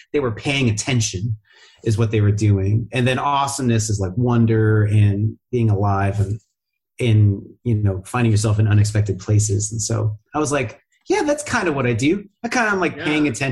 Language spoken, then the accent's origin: English; Seattle, Washington, United States; I grew up in Seattle